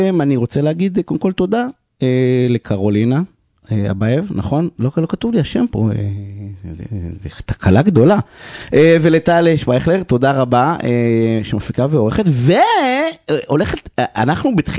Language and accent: Hebrew; Beersheba, Southern District, Israel; אני גדלתי בבאר שבע